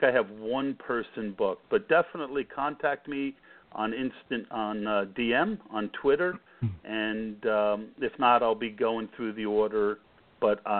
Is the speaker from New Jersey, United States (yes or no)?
yes; Scotch Plains, New Jersey, United States; moved away as an adult; also born or lived in Lehigh Valley, Pennsylvania; now in Pennsylvania, United States; I grew up in Scotch Plains